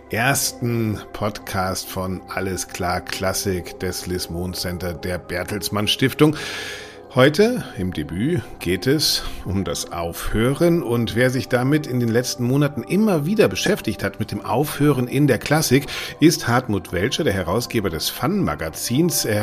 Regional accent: Bremen, Germany; Es geht um meine Heimatstadt Bremen.

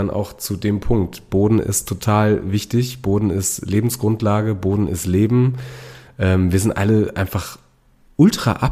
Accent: Lower Saxony, Germany; also ich komme aus der Lüneburger Heide und da mhm. gibt es nur Sandböden und da wächst dann auch im Beet wirklich nicht so viel.

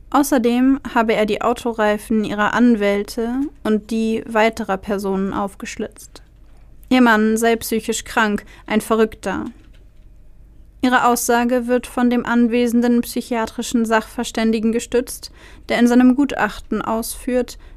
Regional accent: Nuremberg, Bavaria, Germany; Ich stamme aus Nürnberg

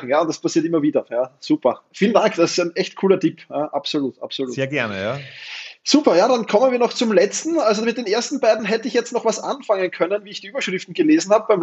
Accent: Austria; Als Österreicher, hallo.

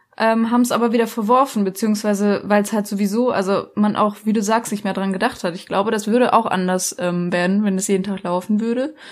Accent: Black Forest, Baden-Württemberg, Germany; ich komme aus dem Schwarzwald

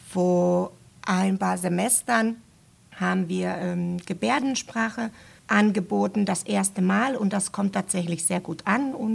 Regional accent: Finland; first language Finnish; German is a second language; ich spreche Deutsch, Englisch und meine Muttersprache Finnisch.

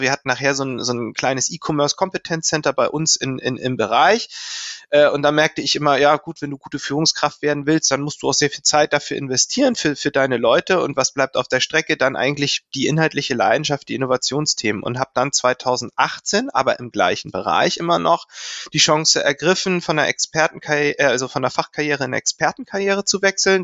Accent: Lübeck, Schleswig-Holstein, Germany; ich komme aus Lübeck und ich konnte das in Lübeck studieren

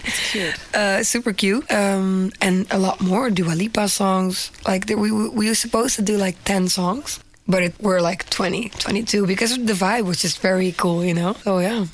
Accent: Netherlands; English is a second language; I am from the Netherlands and I'm a singer

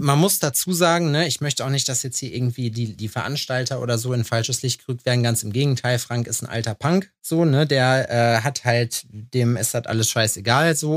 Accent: Lüdenscheid, North Rhine-Westphalia, Germany; moved away; also born or lived in eastern Germany; früher bei uns in Lüdenscheid oder in Halfa

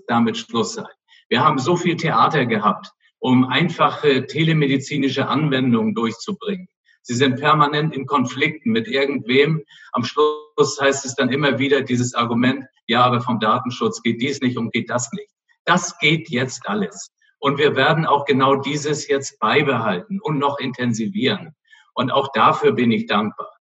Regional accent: Flensburg, Schleswig-Holstein, Germany; ich bin nun ein Nordlicht, meine Mutter war Dänen und äh, deswegen habe ich auch nach Skandinavien so ein bisschen Beziehung und bin da ja auch mehr oder weniger an der Grenze aufgewachsen in Flensburg

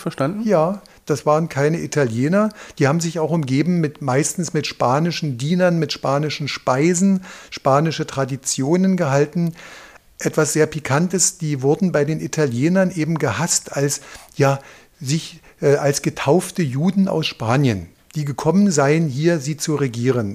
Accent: East Germany, Germany; wir sind ja in der DDR zur Schule gegangen

